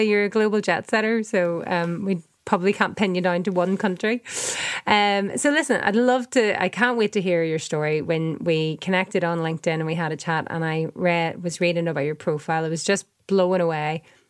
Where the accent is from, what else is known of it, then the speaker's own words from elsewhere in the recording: Northern Ireland, United Kingdom; we're both from Northern Ireland